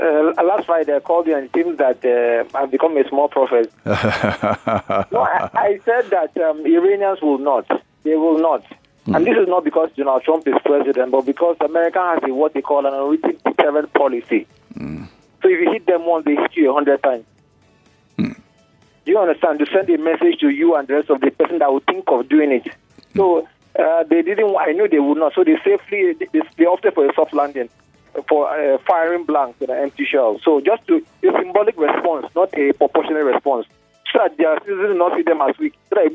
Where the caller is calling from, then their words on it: Akoka, Lagos, Nigeria; It is AY from Akoka.